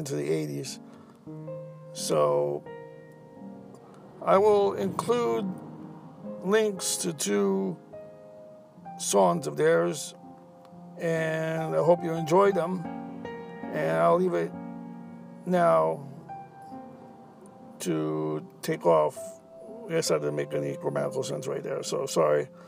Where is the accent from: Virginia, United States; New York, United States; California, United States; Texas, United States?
New York, United States; as a New Yorker